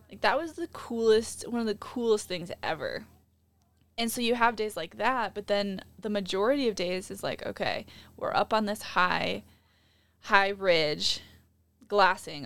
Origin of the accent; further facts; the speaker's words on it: Midwest, United States; growing up in the Midwest